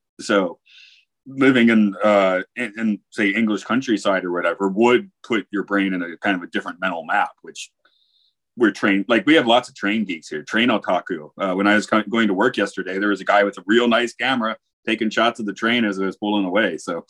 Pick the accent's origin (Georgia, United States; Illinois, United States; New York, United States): Georgia, United States; Atlanta; moved away; I'm from Atlanta. That's a city that has nothing to stop it from growing. It just goes on forever in relatively hilly land, right? Now I live in a mountain valley where everything's defined